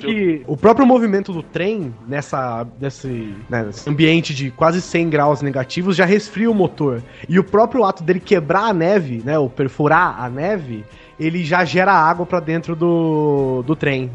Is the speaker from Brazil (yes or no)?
yes; Bauru, São Paulo, Brazil; now in Brasília, Brazil; sou de Bauru, São Paulo